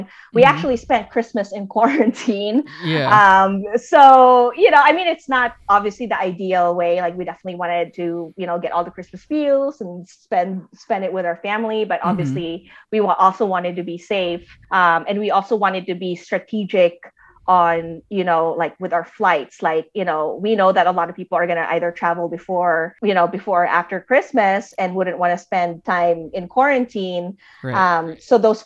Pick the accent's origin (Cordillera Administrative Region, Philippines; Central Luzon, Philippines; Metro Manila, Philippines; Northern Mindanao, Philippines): Cordillera Administrative Region, Philippines; Baguio; accent: Ilocano; now in United States; I grew up in Baguio